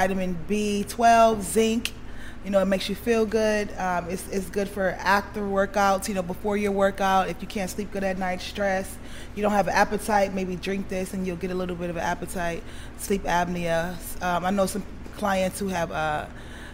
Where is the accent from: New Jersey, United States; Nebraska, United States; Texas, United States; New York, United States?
New York, United States; New York City; now in Arizona, United States; I'm from New York originally. Harlem. I live in Arizona right now